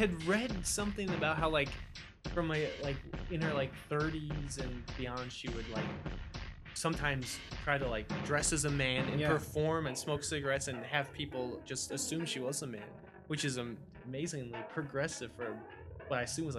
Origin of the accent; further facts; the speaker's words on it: United States; first language English; obviously I speak English, I'm an American.